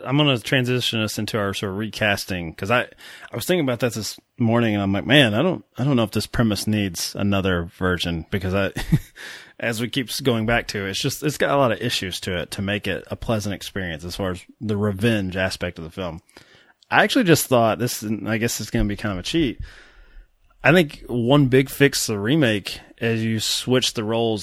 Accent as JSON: {"language": "English", "region": "Kentucky", "country": "United States", "accent": "Kentucky", "said": "my Kentucky accent"}